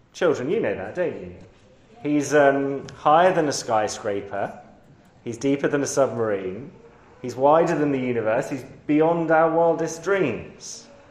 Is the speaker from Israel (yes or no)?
no; London, United Kingdom; I grew up in London, on the highest hill in London